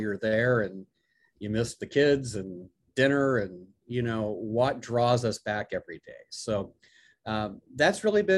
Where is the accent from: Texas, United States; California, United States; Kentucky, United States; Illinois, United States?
Illinois, United States; moved away as an adult; now in Auburn, United States; growing up in Illinois